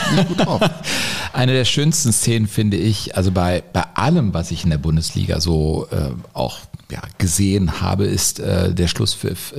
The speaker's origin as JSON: {"language": "German", "town": "Cologne", "region": "North Rhine-Westphalia", "country": "Germany", "tie": "born or raised there", "said": "komme ich als gebürtiger Kölner"}